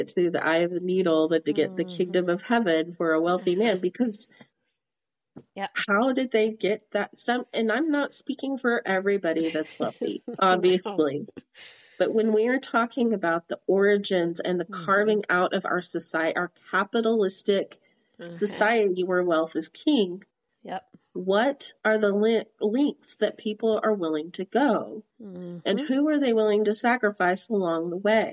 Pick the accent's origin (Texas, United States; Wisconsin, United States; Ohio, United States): Texas, United States; Midland; Midland, where we grew up, was a boom town